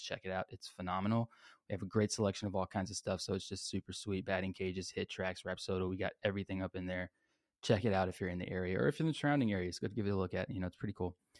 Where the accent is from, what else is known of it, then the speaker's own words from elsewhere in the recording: San Antonio, Texas, United States; I grew up here in San Antonio, Texas